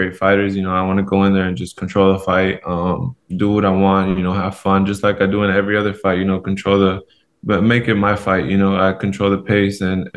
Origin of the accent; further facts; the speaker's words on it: Los Angeles, California, United States; moved away as an adult; now in Seattle, United States; I grew up in Los Angeles, California